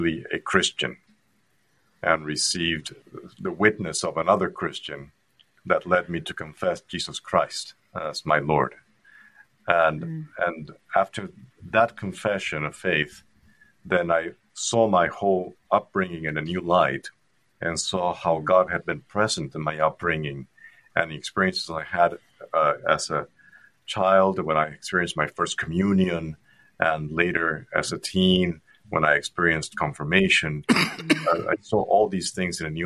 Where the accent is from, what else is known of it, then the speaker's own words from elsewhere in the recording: Puerto Rico; English is a second language; moved away as an adult; now in United States; I grew up in Puerto Rico in a Roman Catholic environment